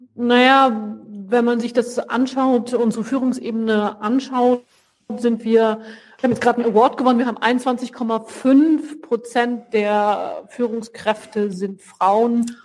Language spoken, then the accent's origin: German; Hanover, Lower Saxony, Germany; also born or lived in France / Brazil / Brussels; now in Cologne, Germany; Ich bin geboren und aufgewachsen in Hannover